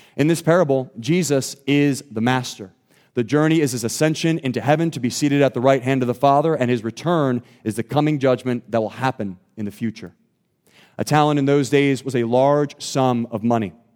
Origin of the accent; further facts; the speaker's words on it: Thornton, Pennsylvania, United States; I grew up in Thornton, Pennsylvania